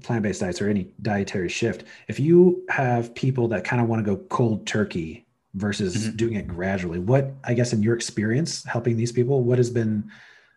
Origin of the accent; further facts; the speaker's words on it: United States; now in Canada; I'm American, but I'm living in Canada